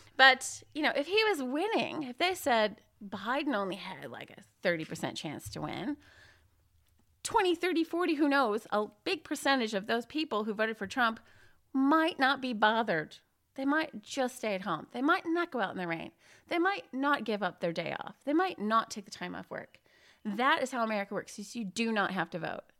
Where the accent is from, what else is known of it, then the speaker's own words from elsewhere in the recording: Illinois, United States; moved away; I'm actually from Illinois on the Mississippi River, small, conservative town